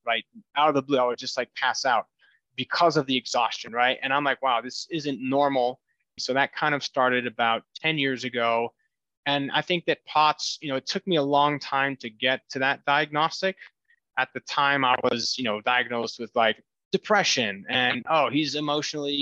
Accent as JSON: {"language": "English", "country": "Brazil", "tie": "born or raised there", "moved": "as an adult", "lives_now": "Denver, United States", "said": "I was born and raised in Brazil, moved here recently."}